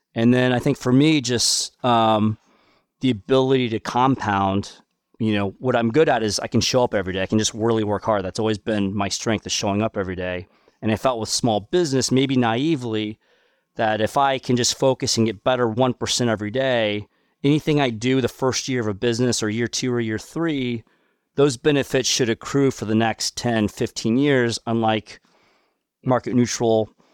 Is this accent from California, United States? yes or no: no; Kansas City, Missouri, United States; also born or lived in Seoul, South Korea; I had a fantastic childhood growing up in, in Kansas City